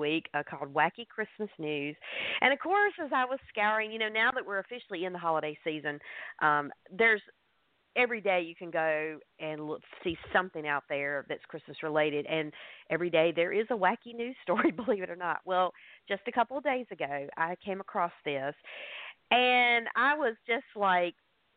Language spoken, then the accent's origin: English; the South, United States; I'm from the South. We just call it sausage down here.